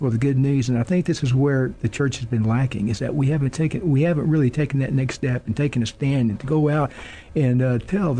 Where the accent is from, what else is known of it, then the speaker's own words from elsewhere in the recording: Alice, Texas, United States; moved away as an adult; Born and raised in Alice, Texas